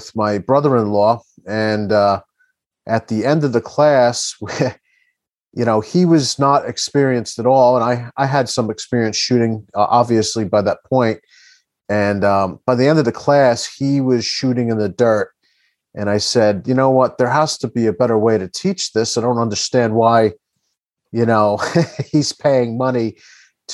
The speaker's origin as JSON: {"language": "English", "region": "New Jersey", "country": "United States", "said": "I'm from Jersey"}